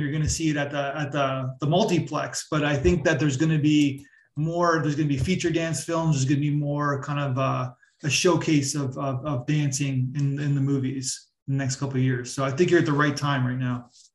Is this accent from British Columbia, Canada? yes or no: no; Toronto, Ontario, Canada; I'm from Toronto as well.